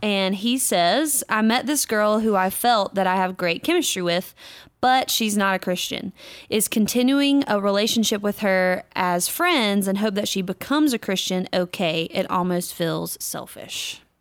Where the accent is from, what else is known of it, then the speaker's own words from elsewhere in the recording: North Carolina, United States; my home state of North Carolina